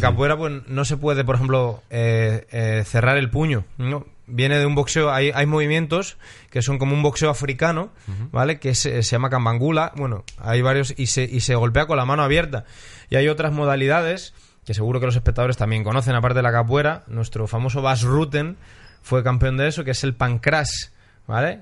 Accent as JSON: {"language": "Spanish", "country": "Spain", "said": "Soy español para los latinoamericanos"}